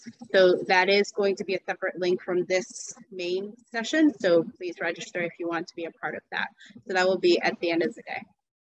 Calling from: Dallas, Texas, United States; I am calling in from the land that was stewarded by the Caddo, Wichita, and the Comanche people, Dallas, Texas.

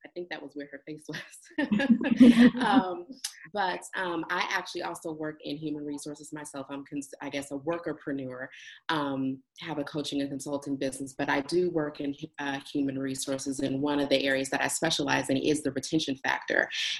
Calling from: Los Angeles, California, United States; I am calling in from Los Angeles

